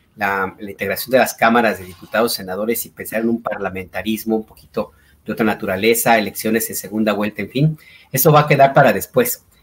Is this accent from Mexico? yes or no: yes; Guadalajara, Jalisco, Mexico; moved away